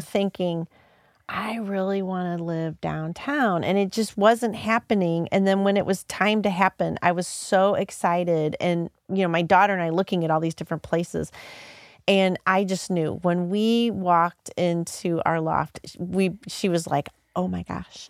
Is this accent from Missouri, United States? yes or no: yes; Hazelwood, Missouri, United States; I grew up, so I grew up in Hazelwood.